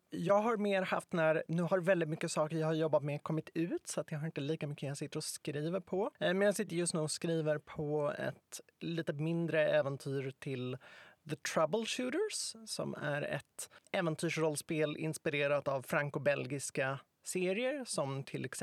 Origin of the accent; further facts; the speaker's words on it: Stockholm, Stockholm County, Sweden; För att jag är uppväxt i Stockholm, jag kan Stockholm bra, jag kan Stockholms historia bra